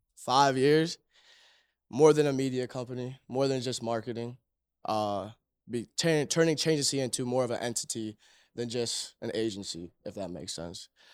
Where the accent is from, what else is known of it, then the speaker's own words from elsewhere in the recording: Cleveland, Ohio, United States; born and raised in Cleveland